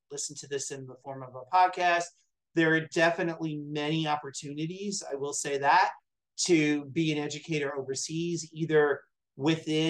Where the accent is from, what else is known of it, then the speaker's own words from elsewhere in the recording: United States; also born or lived in Saudi Arabia; as an American man